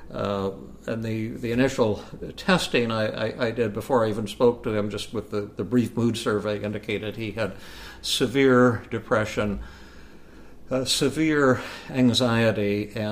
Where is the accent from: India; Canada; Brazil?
India; there is a conspiracy against me because I have long hair and dark skin and because I'm from India.